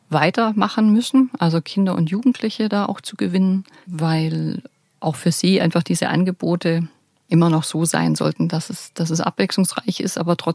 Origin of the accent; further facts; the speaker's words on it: Bavaria, Germany; Ich baue da gerne einfach das auch ein, was, was ich als Allgäuer Wildkräuterführerin mit auf den Weg geben möchte.